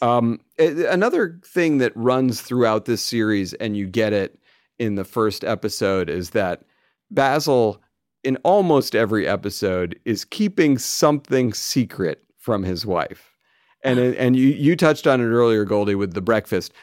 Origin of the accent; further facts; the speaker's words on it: United States; we're American